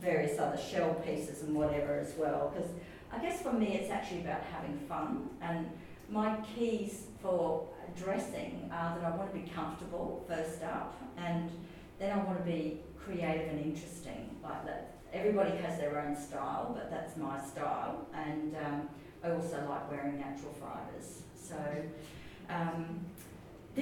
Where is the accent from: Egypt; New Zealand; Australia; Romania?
Australia; Brisbane, Queensland; I come from Brisbane